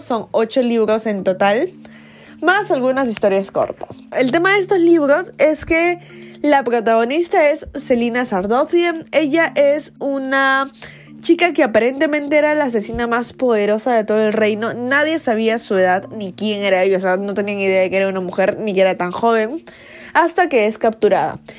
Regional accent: Peru; soy una booktuber peruana

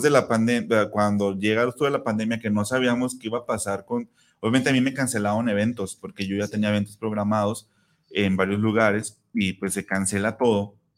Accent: Zapopan, Jalisco, Mexico; mi tierra natal, en Copalita, Zapopan

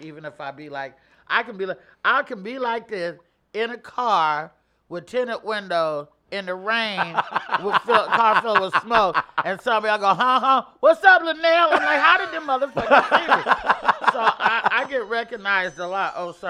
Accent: Oakland, California, United States; also born or lived in Arkansas; So that we're all from Oakland.

